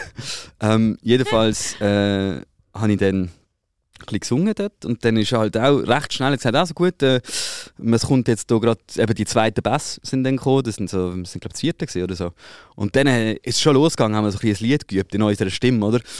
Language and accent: German; Switzerland; ich habe vielleicht keine Schweizer Staatsbürgerschaft, aber ich bin ja in der Schweiz aufgewachsen.